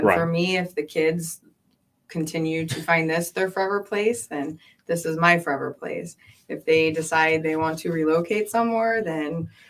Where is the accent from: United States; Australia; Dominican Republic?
United States; Seward, Alaska; moved away; also born or lived in California; I grew up in Seward